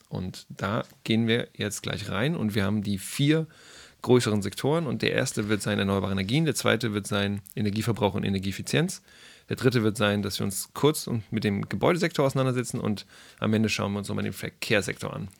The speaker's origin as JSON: {"language": "German", "region": "Hamburg", "country": "Germany", "tie": "born or raised there", "moved": "as an adult", "lives_now": "Karlsruhe, Germany", "said": "ich bin in Hamburg aufgewachsen"}